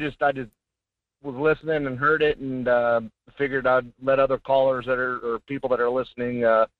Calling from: Fairbanks, Alaska, United States; Hey, Michael, it's … from Fairbanks.

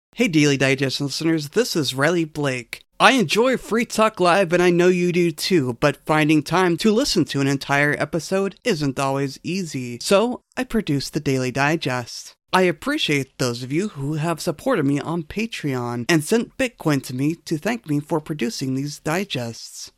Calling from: Canada; I'm calling from Canada

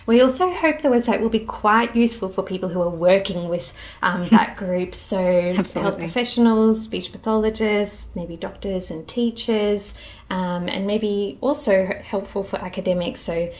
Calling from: Perth, Western Australia, Australia; I'm joining from Wajak Noongarbuja in beautiful Burleigh, Perth today.

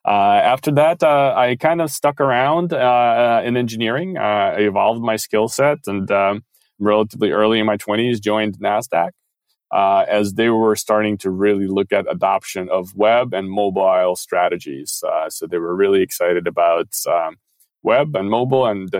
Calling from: Paris, Île-de-France, France; I'm calling in from Paris, so it's about afternoon.

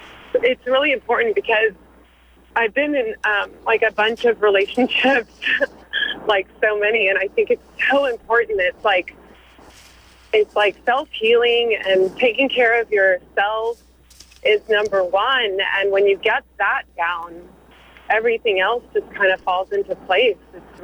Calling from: San Francisco, California, United States; San Francisco.

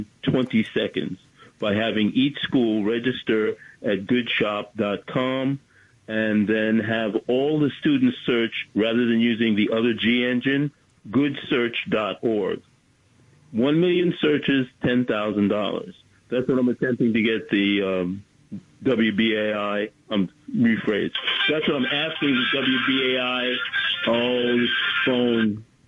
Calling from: Bronx, New York, United States; …, Bronx, New York.

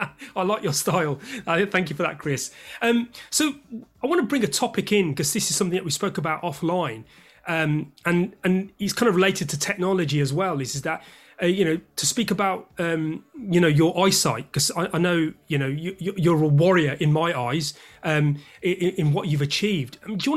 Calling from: London, United Kingdom

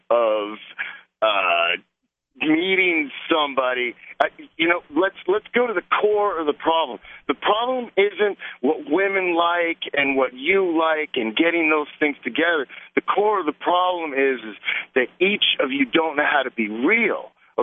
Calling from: Arizona, United States; Yeah, that's freezing. I'm in Arizona.

